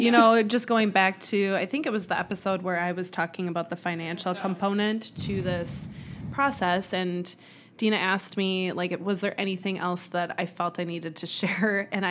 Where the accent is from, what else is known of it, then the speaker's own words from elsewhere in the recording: Wisconsin, United States; moved away; Growing up in Wisconsin, you know, kind of a cheesehead.